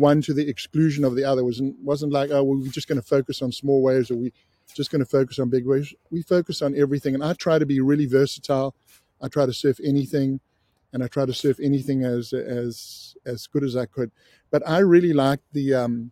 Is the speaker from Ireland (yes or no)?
no; South Africa; I grew up in South Africa, I was 16